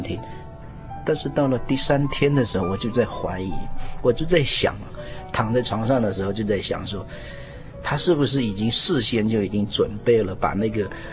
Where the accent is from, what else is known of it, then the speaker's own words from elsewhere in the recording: Meishan Village, Taoyuan Township, Kaohsiung, Taiwan; 我是来自高雄县桃园乡，嗯哼。梅山村